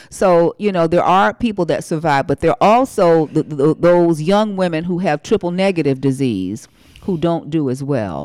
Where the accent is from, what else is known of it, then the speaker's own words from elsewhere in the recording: Winston-Salem, North Carolina, United States; I'm from Winston-Salem, where R J Reynolds